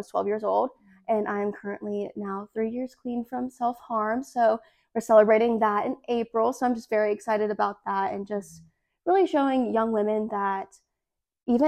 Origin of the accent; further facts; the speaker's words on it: Hernando, Mississippi, United States; also born or lived in Lafayette County, Mississippi; I'm from Hernando, Mississippi originally, and I'm the current Miss Lafayette County